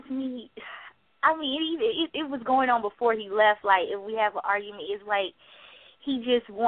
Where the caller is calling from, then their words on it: South Carolina, United States; I'm calling from South Carolina.